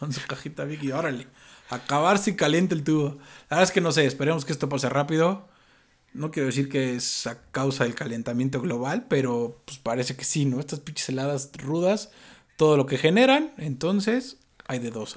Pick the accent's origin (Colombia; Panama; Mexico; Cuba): Mexico; como buenos mexicanos que traemos todo el extranjero